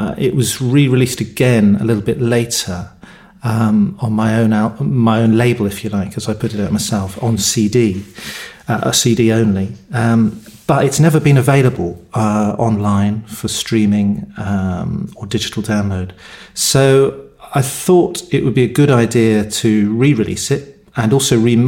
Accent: Cornwall, South West England, United Kingdom; I was born in Cornwall, in the UK. I now live in Cornwall

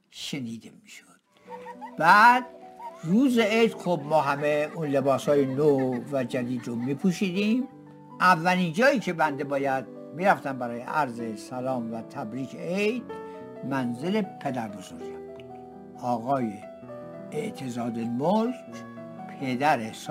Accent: Tehran, Tehran Province, Iran; من تهرانی هستم و در منطقه چهارراه مخبر دوله متولد شدم

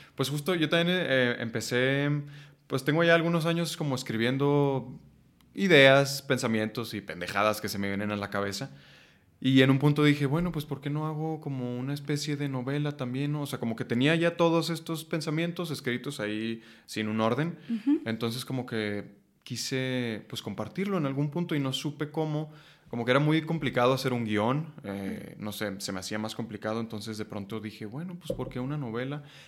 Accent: Chihuahua, Mexico; moved away as an adult; now in Mexico City, Mexico; cuando llegué de Chihuahua a Ciudad de México a los 19 años a estudiar actuación

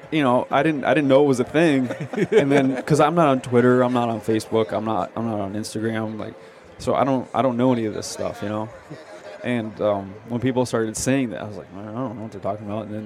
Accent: southwestern Connecticut, United States; I grew up in New England, and um, I was actually more of a more of a Yankee fan growing up growing up in uh, south southwestern Connecticut.

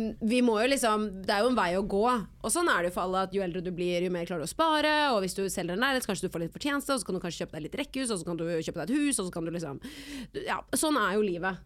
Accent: Oslo, Norway; jeg har lyst til å bo der hvor jeg er, rundt der hvor jeg er oppvokst.

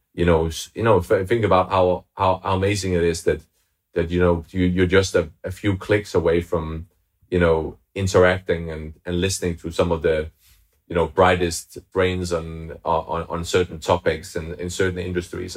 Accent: Denmark; moved away as an adult; now in London, United Kingdom; I'm originally from Denmark, but I, I, I lived in London for the past ten years.

